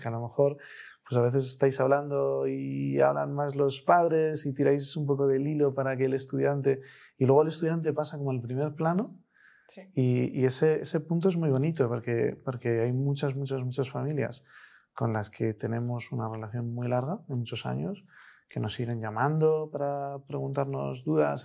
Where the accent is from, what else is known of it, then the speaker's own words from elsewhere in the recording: Spain; Nosotros somos españoles, trabajamos en su inmensa mayoría con familias españolas